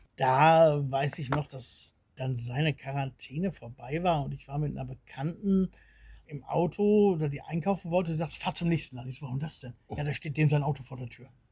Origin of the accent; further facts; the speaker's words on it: Lohne, Germany; moved away as an adult; now in Bulgaria; in Lohne, wo ich, wo ich groß geworden bin, da ist auch kein Laden